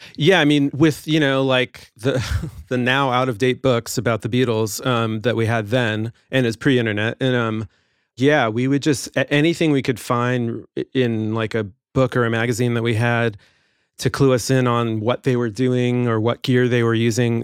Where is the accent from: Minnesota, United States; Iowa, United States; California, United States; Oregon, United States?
California, United States; Los Angeles; also born or lived in England; I grew up in the Valley and took lessons out in the Valley